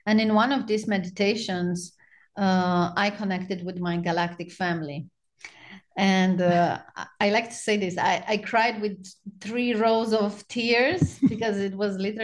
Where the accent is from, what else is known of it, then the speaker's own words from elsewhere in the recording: Romania; moved away as an adult; now in Charleston, United States; I was born in Romania and I lived in Romania till 5 years ago